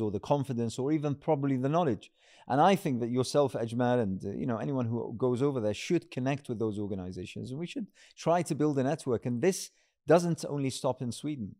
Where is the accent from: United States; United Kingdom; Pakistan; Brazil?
United Kingdom; as a British Muslim